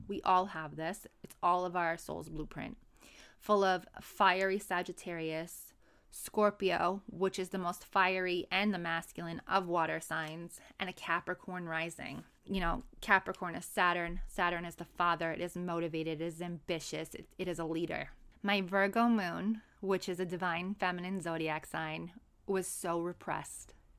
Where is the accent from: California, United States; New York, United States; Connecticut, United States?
New York, United States; New York City; moved away as an adult; now in San Diego, United States; born and raised in New York City